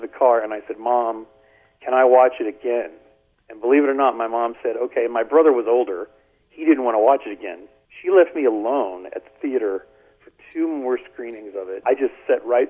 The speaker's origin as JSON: {"language": "English", "town": "Beaumont", "region": "Texas", "country": "United States", "tie": "born or raised there", "said": "I grew up in the north end of Beaumont."}